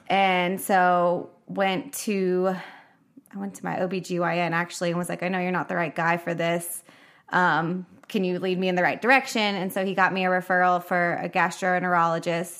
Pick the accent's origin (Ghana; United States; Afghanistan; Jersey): United States; Nashville, Tennessee; moved away as an adult; moved back to Nashville in May, 'cause that's where I mostly grew up.